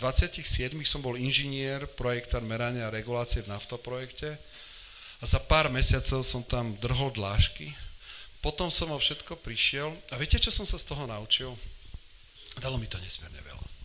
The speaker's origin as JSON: {"language": "Slovak", "town": "Poprad", "region": "Prešov Region", "country": "Slovakia", "tie": "born or raised there", "also_born_or_lived": "Jezersko / Spišská Stará Ves", "said": "som sa narodil v Poprade, takže som Popračan, ale inak som, e, inak som kvázi zamakurčan"}